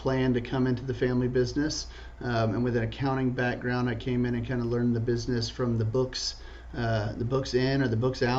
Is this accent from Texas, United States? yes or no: yes; Dallas, Texas, United States; born and raised in Dallas, Texas. Graduated from SMU and got my master's in accounting there as well.